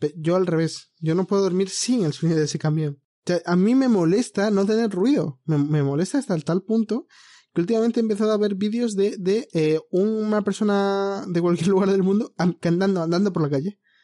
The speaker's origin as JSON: {"language": "Spanish", "town": "Madrid", "region": "Community of Madrid", "country": "Spain", "said": "como soy de Madrid"}